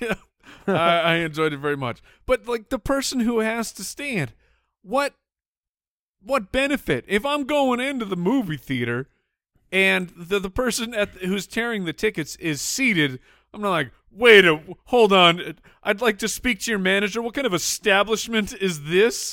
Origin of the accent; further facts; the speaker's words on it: Arizona, United States; we grew up in Arizona